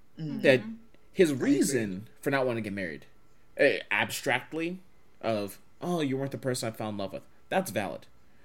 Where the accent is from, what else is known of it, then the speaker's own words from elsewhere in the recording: Texas, United States; I'm from Texas